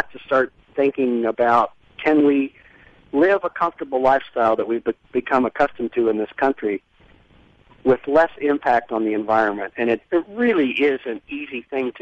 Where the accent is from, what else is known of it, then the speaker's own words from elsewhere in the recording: Green Bay, Wisconsin, United States; I'm from Green Bay, Wisconsin.